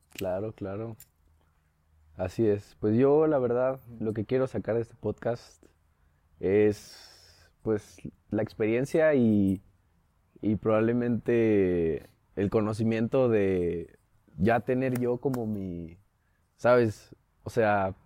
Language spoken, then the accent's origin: Spanish; San Luis Potosí, Mexico; crecí toda mi vida en San Luis. Soy rancho luisino.